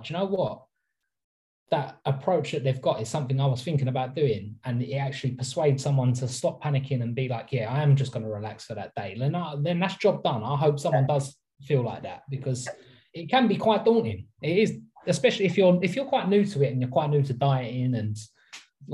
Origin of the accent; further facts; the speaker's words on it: England, United Kingdom; I'm English